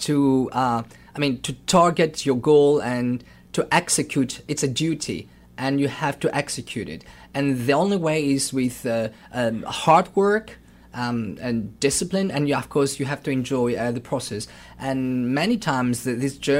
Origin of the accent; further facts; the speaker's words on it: Thessaloniki, Central Macedonia, Greece; I'm from Thessaloniki